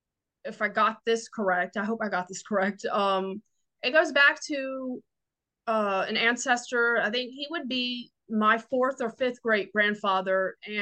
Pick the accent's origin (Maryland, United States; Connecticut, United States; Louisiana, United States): Louisiana, United States; Southeast; Cause where we're from, I grew up in Southeast Louisiana.